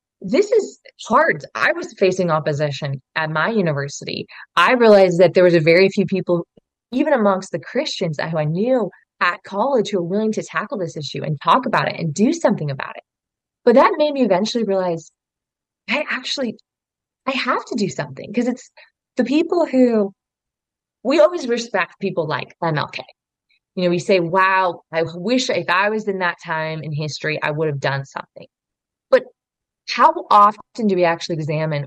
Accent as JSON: {"language": "English", "region": "Oregon", "country": "United States", "tie": "born or raised there", "said": "I grew up in Oregon"}